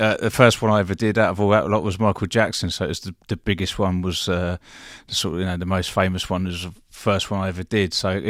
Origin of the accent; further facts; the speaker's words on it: Eastbourne, South East England, United Kingdom; So I'm originally from Eastbourne, which is, for lots of people don't really know where Eastbourne is, but it's just along the coast from Brighton, not far, half an hour from Brighton.